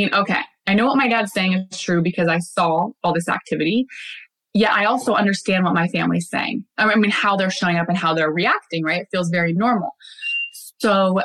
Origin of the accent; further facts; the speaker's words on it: Bellingham, Washington, United States; We're back in my hometown, Bellingham.